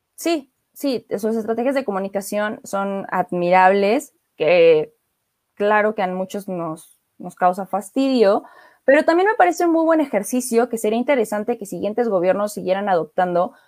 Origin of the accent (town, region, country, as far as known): Mexico